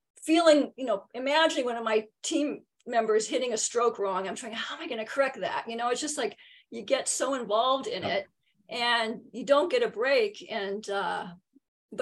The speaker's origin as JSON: {"language": "English", "town": "San Diego", "region": "California", "country": "United States", "tie": "born or raised there", "said": "I'm born and raised in San Diego. I never have left"}